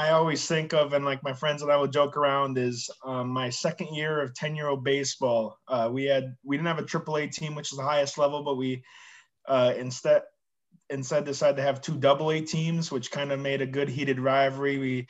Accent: Hastings, Minnesota, United States; moved away as an adult; also born or lived in Woodbury, Minnesota; now in Orlando, United States; I moved into Hastings from Woodbury, I think around the kindergarten age, and then obviously went to Tilden, I think it was Tilden, and then went to Kristen McCullough for elementary school, and then Hastings Middle School, and then graduated from Hastings High School in 2017.

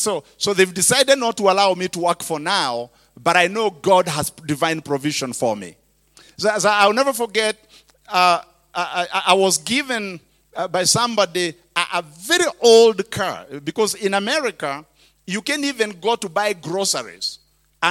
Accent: Kenya; English is a second language; now in United States; I was a preacher from Kenya

